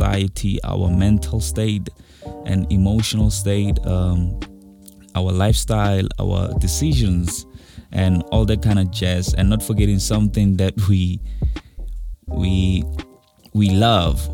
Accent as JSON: {"language": "English", "region": "North West", "country": "South Africa", "said": "I'm proudly South African, from Northwest"}